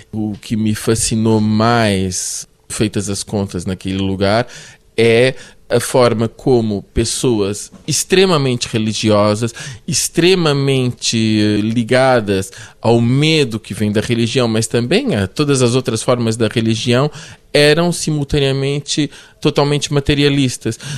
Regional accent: Brazil; born there; also born or lived in Portugal; E eu nasci no Brasil

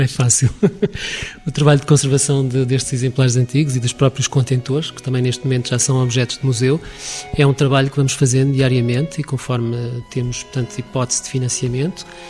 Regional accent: Lisbon, Portugal; now in Coimbra, Portugal; Por acaso eu não sou daqui da Universidade de Coimbra originalmente, sou de Lisboa

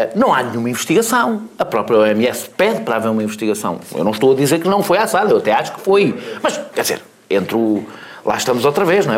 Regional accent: Portugal; enquanto português

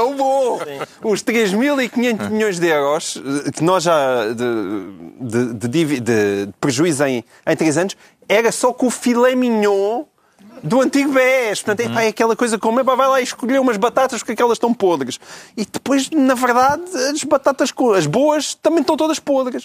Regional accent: Portugal; como português

